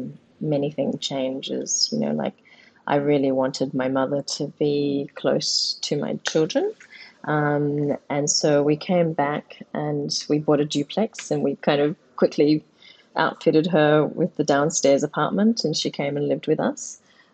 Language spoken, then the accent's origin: English; Mossman, Queensland, Australia; I grew up in Mossman, and we can talk a little bit about that. We were the first Asians, pretty much the first Asian kids in our neighborhood.